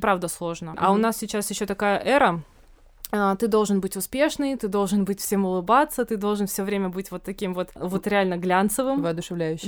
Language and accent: Russian; Novosibirsk, Novosibirsk Oblast, Russia; moved away as an adult; now in Moscow, Russia; я родом из Новосибирска, и тогда к тому времени я чуть больше года жила в Москве.